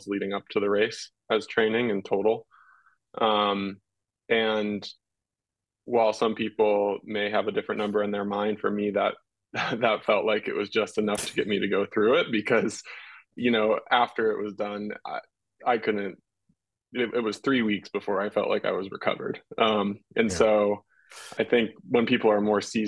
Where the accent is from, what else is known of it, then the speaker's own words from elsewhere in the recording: United States; as an American